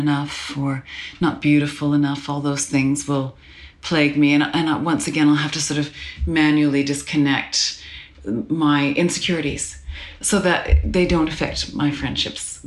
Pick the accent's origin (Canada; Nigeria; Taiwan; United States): Canada; Calgary, Alberta; I grew up in Calgary, Alberta, Canada